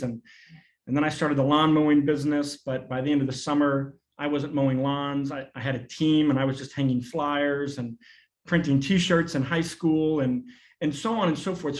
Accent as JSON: {"language": "English", "region": "Arkansas", "country": "United States", "tie": "born or raised there", "also_born_or_lived": "New York", "said": "I grew up in a very rural context. I was born in New York, but we moved to Arkansas when I was 5"}